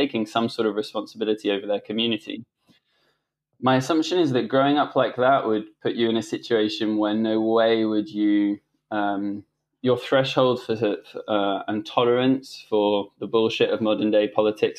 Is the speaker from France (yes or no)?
yes; France; I grew up in school in France.